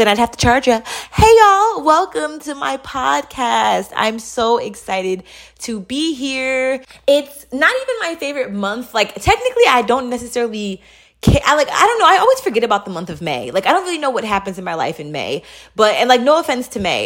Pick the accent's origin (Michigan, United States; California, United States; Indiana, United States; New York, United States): New York, United States; New York City; I grew up in Queens, New York